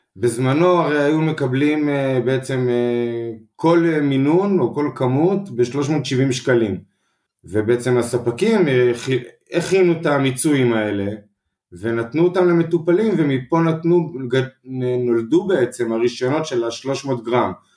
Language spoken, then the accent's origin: Hebrew; Mazkeret Batya, Central District, Israel; גדלתי במזכרת בת ים, מושבה קטנה